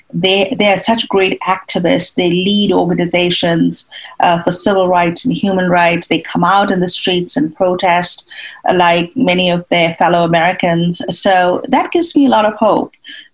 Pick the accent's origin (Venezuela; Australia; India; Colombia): India; moved away as an adult; now in United States; I had just come from India. I was just 21 years old then. And I grew up in India